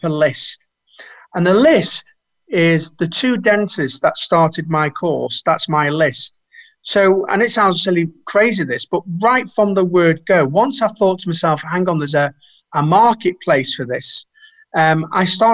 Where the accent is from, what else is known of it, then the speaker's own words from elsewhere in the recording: Manchester, North West England, United Kingdom; We're both from Manchester.